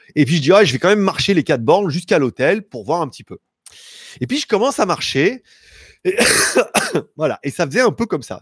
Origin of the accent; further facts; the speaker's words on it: France; je suis français, moi. Moi, français, depuis bi, depuis biberon